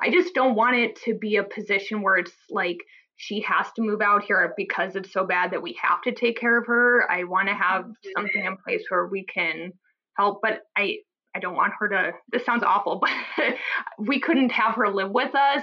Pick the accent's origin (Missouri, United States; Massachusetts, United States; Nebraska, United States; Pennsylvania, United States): Nebraska, United States; Omaha; now in New Haven, United States; I'm from the Midwest. She's still in um, Omaha, Nebraska, where I'm from